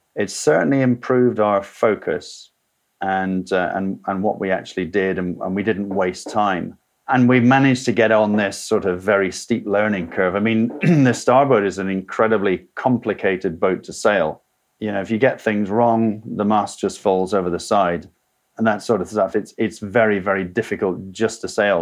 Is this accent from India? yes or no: no; Scotland, United Kingdom; moved away as an adult; also born or lived in South of England; I left Scotland, my, my home country, as soon as I'd finished university, came to the south of England